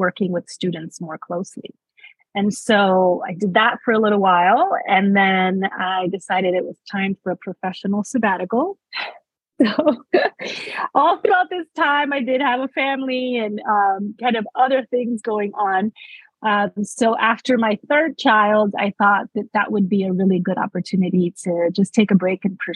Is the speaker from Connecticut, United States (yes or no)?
no; New York City, New York, United States; moved away as an adult; also born or lived in West Warwick, Rhode Island; So I was born and raised in New York City. In Manhattan, specifically the Washington Heights area